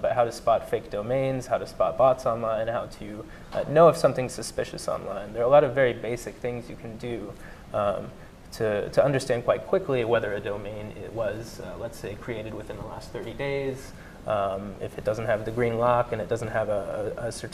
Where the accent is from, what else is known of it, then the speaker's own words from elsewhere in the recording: Missouri, United States; moved away as an adult; I'm from Missouri, I'm from a small town in Missouri, and I was back home last year giving a talk at my local Rotary Club and Sunrise Optimist Club about what I've been up to since I left high school